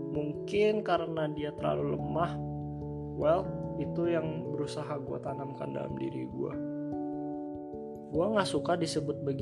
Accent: Jakarta, Indonesia; born there; gue lahir di Jakarta tanggal 26 Juni tahun 2000

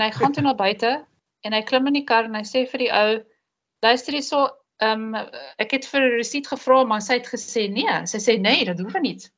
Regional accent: South Africa; moved away as an adult; now in Netherlands; Hulle weet ek is 'n Suid-Afrikaner

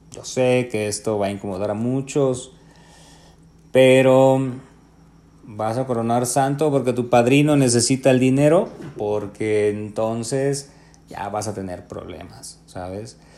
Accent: Mexico; somos mexicanos también

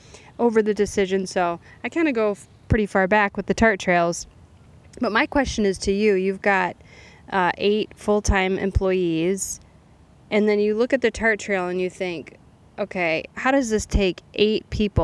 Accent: Traverse City, Michigan, United States; also born or lived in Suttons Bay, Michigan; I'm from Sutton's Bay and Traverse City combined. So I took the train on the trails in high school.

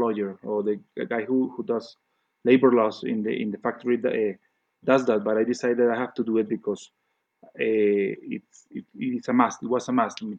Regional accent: Cali, Valle del Cauca, Colombia; moved away; It connects me with my Colombian heritage. I was born in Cali. In Cali, it's a very strong salsa place

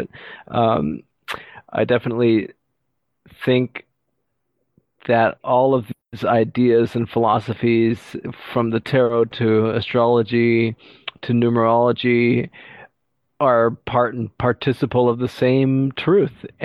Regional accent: Texas, United States; I grew up in Texas and a few other places, so I was uh, thrown into the real world growing up real quick

